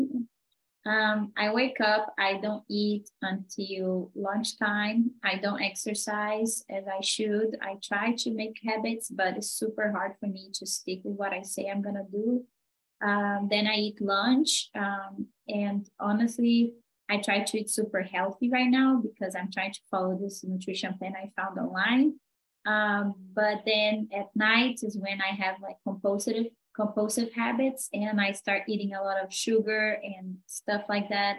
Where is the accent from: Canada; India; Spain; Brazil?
Brazil; moved away; I'm originally from Brazil.